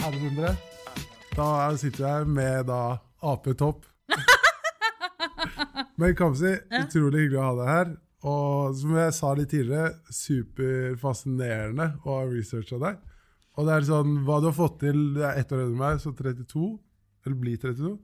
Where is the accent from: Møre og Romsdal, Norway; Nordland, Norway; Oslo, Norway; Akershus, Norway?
Oslo, Norway; Jeg er fra Løkka og begynte på Handelskrim